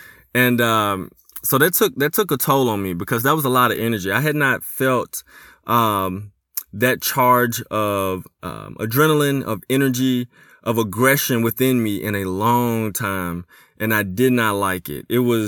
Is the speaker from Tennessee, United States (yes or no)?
yes; Memphis, Tennessee, United States; growing up in Memphis, Tennessee, growing up in a hood.